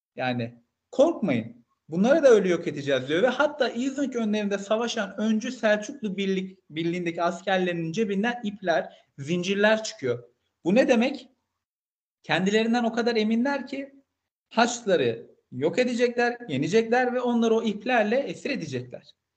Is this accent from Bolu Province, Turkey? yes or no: no; Malatya, Turkey; ben de Malatyalıyım